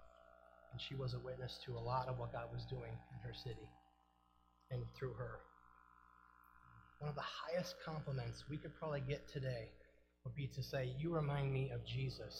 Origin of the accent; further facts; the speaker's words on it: Eden, New York, United States; also born or lived in Tonawanda, New York; I'm from Eden, New York